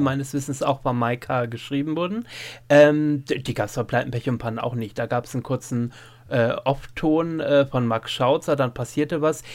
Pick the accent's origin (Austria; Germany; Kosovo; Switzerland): Germany; East Frisia, Lower Saxony; moved away; in meine alte Heimat nach Ostfriesland zurückkehrte